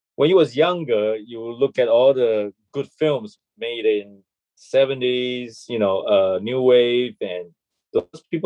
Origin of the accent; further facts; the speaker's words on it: Malaysia; moved away as an adult; also born or lived in Toronto, Canada / Los Angeles, United States / New York, United States / Bangkok, Thailand; now in Taipei, Taiwan; And I was born in Malaysia, and I left Malaysia when I was 18.